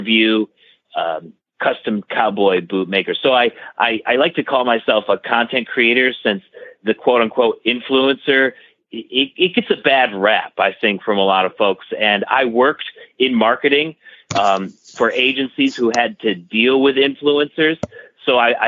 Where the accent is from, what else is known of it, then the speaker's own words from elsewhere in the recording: about an hour outside of Buffalo, Western New York, United States; I'm from Western New York, about an hour outside of Buffalo.